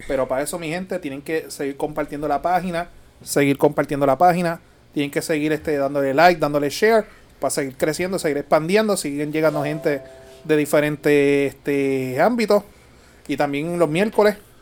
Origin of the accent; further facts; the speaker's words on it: Puerto Rico; como típico boricua